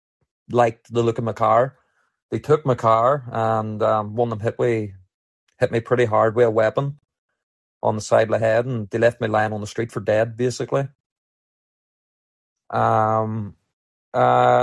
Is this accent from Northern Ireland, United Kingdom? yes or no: yes; Northern Ireland, United Kingdom; as a kid, growing up in Northern Ireland